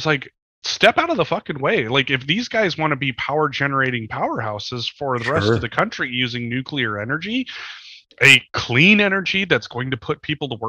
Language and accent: English; Eastern Montana, United States; I'm from Eastern Montana